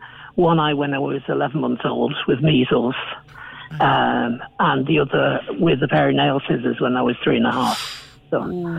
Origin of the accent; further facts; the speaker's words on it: Manchester, North West England, United Kingdom; moved away as an adult; now in Cape Clear, Ireland; I'm originally from Manchester